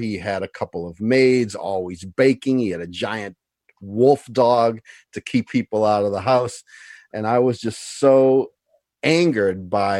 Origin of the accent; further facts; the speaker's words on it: Cambridge, Massachusetts, United States; I grew up just outside of Harvard Square, Chip